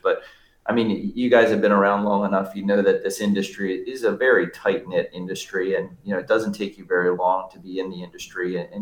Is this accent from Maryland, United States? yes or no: yes; Baltimore, Maryland, United States; moved away as an adult; also born or lived in Florida; now in Wilmington, United States; At the wee age of 18, I came down from Baltimore to go to school here in Wilmington, North Carolina, and I was happy to take up residency here